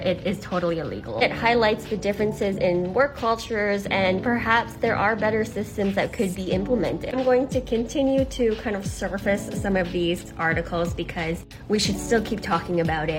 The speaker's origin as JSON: {"language": "English", "country": "Canada", "said": "I'm Canadian"}